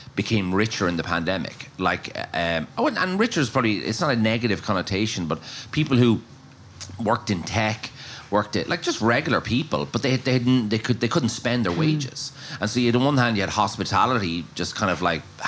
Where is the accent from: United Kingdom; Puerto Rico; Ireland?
Ireland; Maynooth, Leinster; born or raised there; moved away as an adult; also born or lived in Dublin, Ireland; now in Galway, Ireland